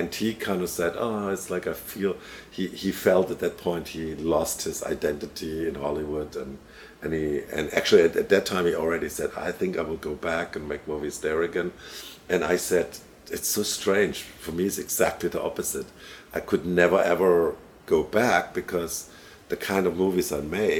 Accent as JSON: {"language": "English", "country": "Germany", "tie": "born or raised there", "moved": "yes", "said": "I grew up in Germany"}